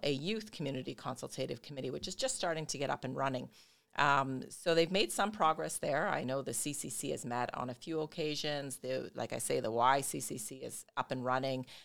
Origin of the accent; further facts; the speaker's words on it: Brampton, Ontario, Canada; moved away as an adult; now in Windsor, Canada; I'm originally from Brampton. I made my way to Windsor